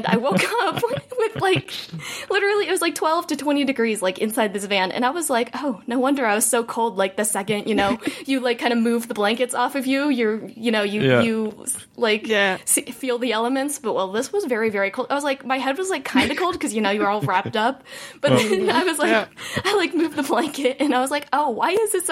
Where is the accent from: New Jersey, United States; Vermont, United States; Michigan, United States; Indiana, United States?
Indiana, United States; Indianapolis; moved away; I am from Indiana. So like Indianapolis